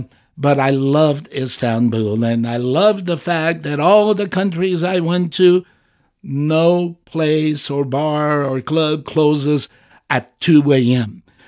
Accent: Azores, Portugal; English is a second language; leave my native country out of this. So Portugal doesn't count. and the Azores, the group of islands I'm from Portugal, but the Azores.

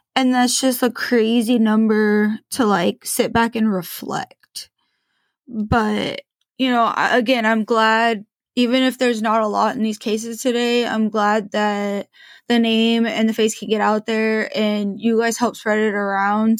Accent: Portland, Oregon, United States; I'm from Portland. I grew up in Portland.

